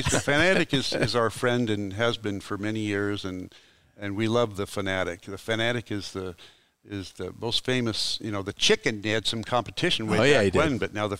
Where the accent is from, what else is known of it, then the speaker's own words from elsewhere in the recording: Marysville, Washington, United States; my hometown of Marysville, Washington